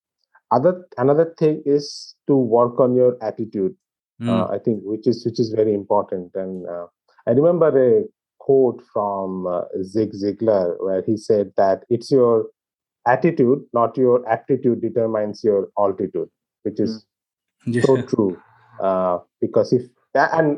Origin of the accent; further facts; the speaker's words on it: India; growing up in India